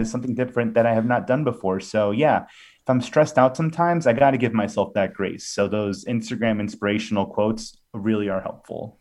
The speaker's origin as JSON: {"language": "English", "town": "Villa Park", "region": "Illinois", "country": "United States", "tie": "born or raised there", "said": "I'm from Villa Park, Illinois, home of Portillo's and the band …"}